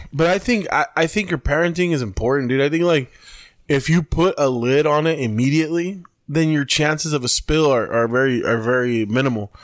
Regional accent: Mexicali, Baja California, Mexico; we're from Compuertas

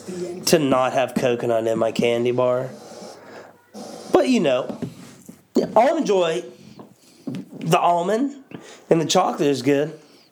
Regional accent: Pittsburgh, Pennsylvania, United States; Pittsburgh, born and raised here.

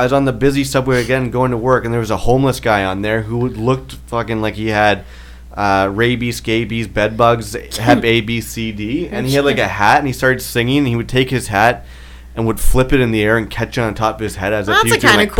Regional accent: Canada; If I'm an immigrant from Canada

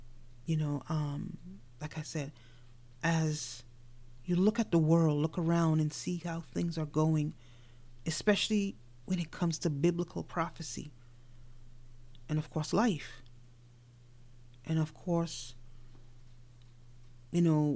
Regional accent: New York City, New York, United States; moved away; also born or lived in Caribbean; growing up in New York City before I migrated out to the Caribbean.

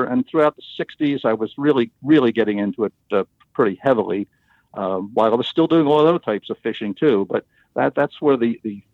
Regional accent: Philadelphia, Pennsylvania, United States; I was born and raised in Philadelphia

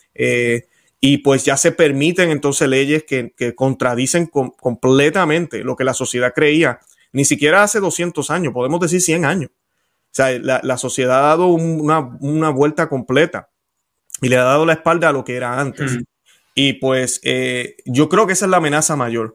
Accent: Puerto Rico; accent: Puerto Rican; now in Florida, United States; soy puertorriqueño, creo que ya eso todo el mundo se da cuenta por mi acento

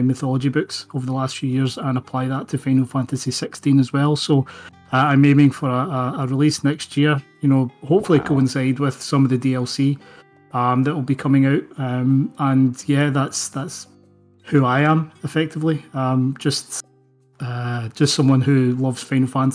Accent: Scotland, United Kingdom; I'm an author from Scotland.

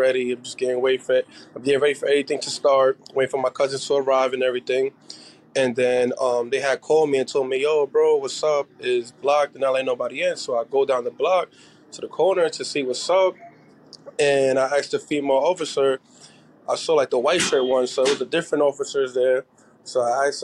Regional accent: New York City, New York, United States; now in New Jersey, United States; I'm originally from Brooklyn and Queens

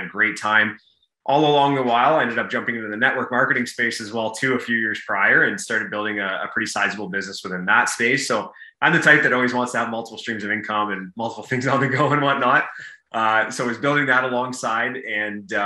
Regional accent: Brantford, Ontario, Canada; grew up in Brantford, Ontario, and I'm your typical Canadian boy

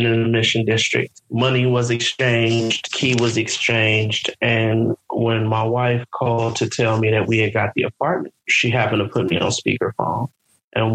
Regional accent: San Francisco, California, United States; the Negroes of Hunters Point, we call it Marina Village

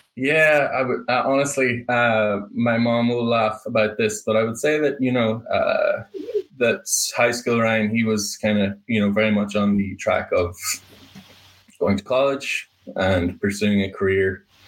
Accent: Ireland; moved away as an adult; now in Boston, United States; Moved to Ireland at age five

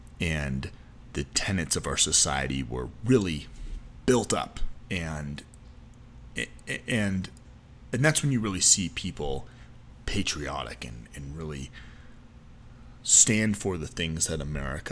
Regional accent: United States; as an American

